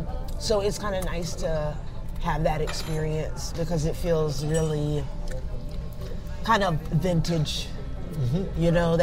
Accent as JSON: {"language": "English", "town": "Gainesville", "region": "Florida", "country": "United States", "tie": "born or raised there", "also_born_or_lived": "Los Angeles / New York", "moved": "as an adult", "said": "I'm from Gainesville, Florida."}